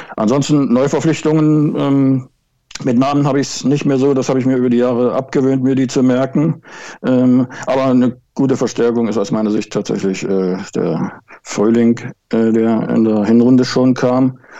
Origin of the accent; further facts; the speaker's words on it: Altenburg, Thuringia, Germany; moved away as an adult; also born or lived in Wismar; now in Schwerin, Germany; Ich bin geboren und aufgewachsen in Thüringen, in Altenburg